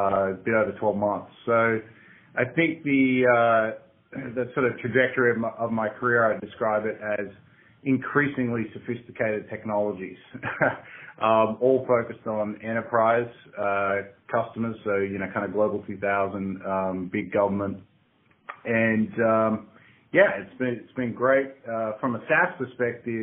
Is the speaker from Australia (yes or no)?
yes; Australia; accent: Aussie; moved away as an adult; now in San Francisco, United States; Grew up in Australia, been living out here in the States in San Francisco for the last 7 or 8 years